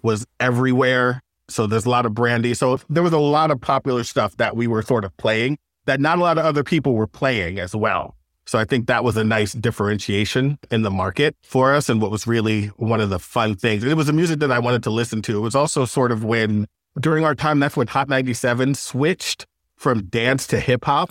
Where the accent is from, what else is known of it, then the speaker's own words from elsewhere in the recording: Long Island, New York, United States; moved away as an adult; I'm from Long Island